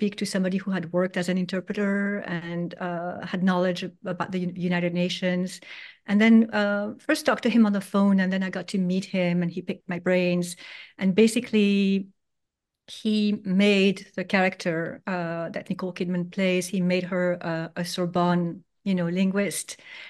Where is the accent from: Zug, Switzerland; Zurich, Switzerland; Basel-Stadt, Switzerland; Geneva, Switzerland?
Geneva, Switzerland; also born or lived in Paris, France; Basically, I was born in Paris, and my father was from Spain and my mother from Greece. And then we moved to Geneva, Switzerland, right away, which is already very international.